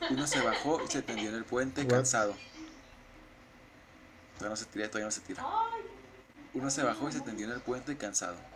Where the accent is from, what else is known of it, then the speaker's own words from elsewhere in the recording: Mexico; somos sentidos los mexicanos.